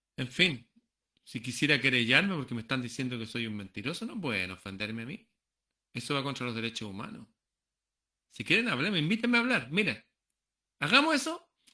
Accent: Chile; Muchos peruanos viven aquí, en, en mi país

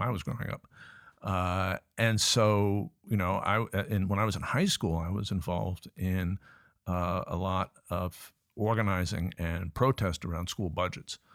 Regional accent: Richmond, Virginia, United States; also born or lived in Cambridge, Massachusetts; now in Newcastle, United Kingdom; I was born in Cambridge, Massachusetts, but I grew up in the sense of g-, going to high school and that sort of thing in, in Richmond, Virginia

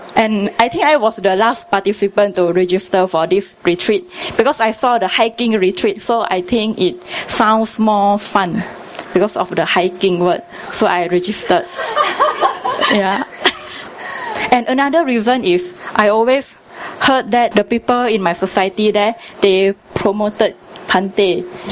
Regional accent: Tanah Merah, Kelantan, Malaysia; I was exposed to meditation when I was very young in my hometown

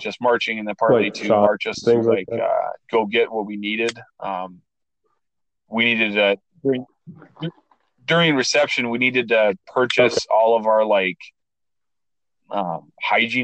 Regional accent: Minnesota, United States; moved away; I came from Minnesota

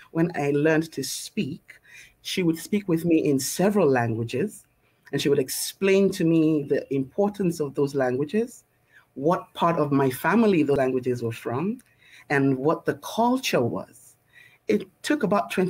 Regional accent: Lagos, Nigeria; I usually start by saying that I'm a little Lagos girl who's grown up around the world. I was born in Lagos, Nigeria. It's a beautiful island in West Africa.

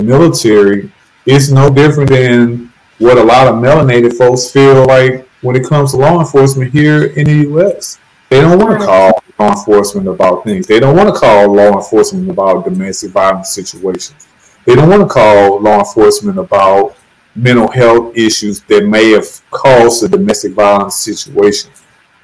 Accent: St. Louis, Missouri, United States; I'm from St. Louis, Missouri, which has been called the murder capital of the U.S. for decades

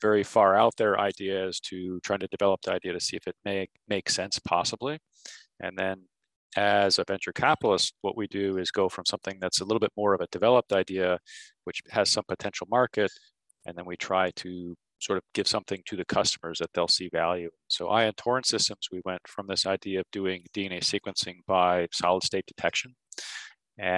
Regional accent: New Jersey, United States; moved away as an adult; also born or lived in California / Connecticut / Massachusetts / Texas; I grew up in New Jersey.

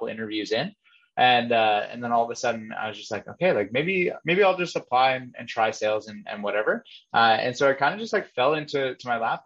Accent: Kitchener-Waterloo, Ontario, Canada; I grew up in the Kitchener-Waterloo area, went to Laurier, did my BBA there

